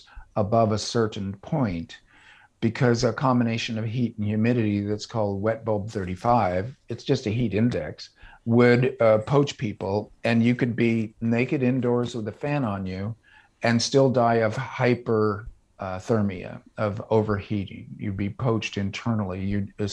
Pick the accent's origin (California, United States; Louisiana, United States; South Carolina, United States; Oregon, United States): California, United States; Orange County; now in Davis, United States; I grew up in Orange County, California.